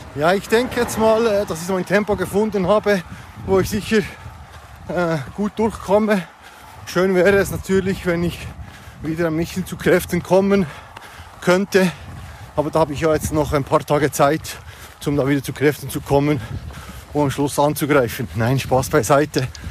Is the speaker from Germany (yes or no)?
no; Switzerland; bei uns in der Schweiz